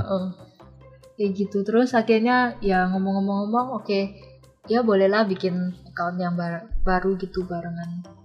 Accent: Surabaya, East Java, Indonesia; moved away as an adult; now in Taiwan; Aku asalnya dari Surabaya

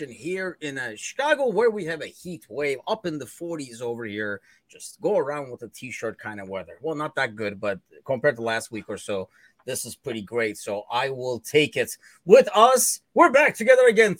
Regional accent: Turkey; moved away; I am originally from Turkey

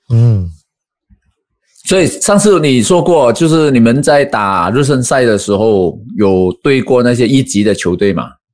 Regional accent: Malaysia; 我们马来西亚这边

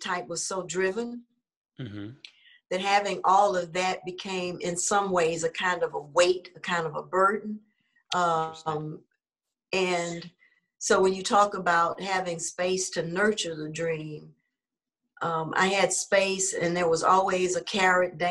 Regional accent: Houston, Texas, United States; I'm a native Houstonian, and I grew up in a community called Fifth Ward

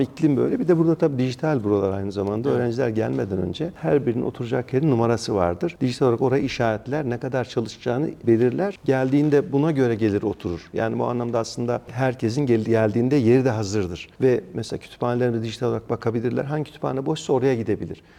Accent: Ankara, Turkey; ben Mamak'ta doğdum büyüdüm

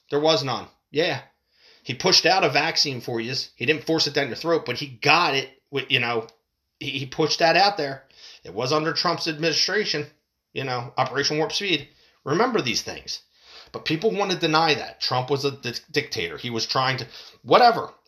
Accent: United States; as an American citizen

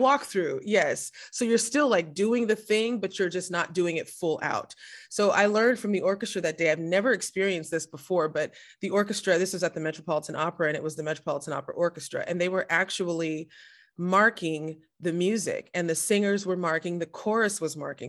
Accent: Southern California, United States; now in New Jersey, United States; I'm originally from Southern California, and, uh, but I currently live in New Jersey

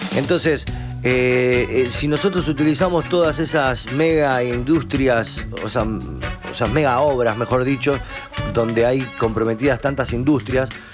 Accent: Rosario, Santa Fe, Argentina; Somos rosarinos. Donde no va la S la metemos

